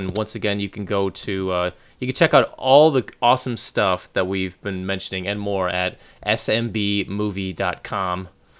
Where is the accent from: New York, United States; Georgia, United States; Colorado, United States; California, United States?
New York, United States; New York City; as a New Yorker